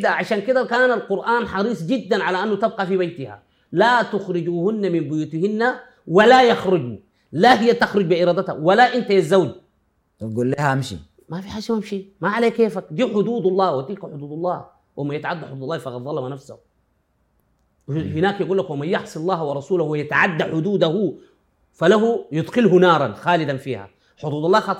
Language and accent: Arabic; Sudan; انا اتكلم عندنا في السودان